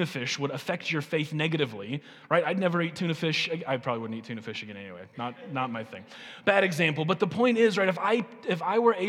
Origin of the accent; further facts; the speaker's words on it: United States; As American and American Christians